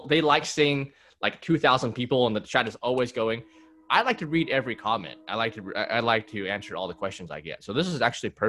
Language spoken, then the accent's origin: English; Laredo, Texas, United States; I'm from Laredo, Texas